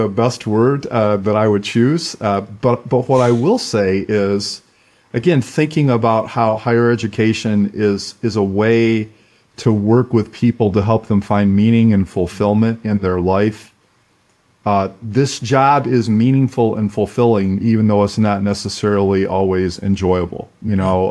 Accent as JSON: {"language": "English", "town": "Flint", "region": "Michigan", "country": "United States", "tie": "born or raised there", "said": "I grew up in Flint, Michigan, in a very blue collar background"}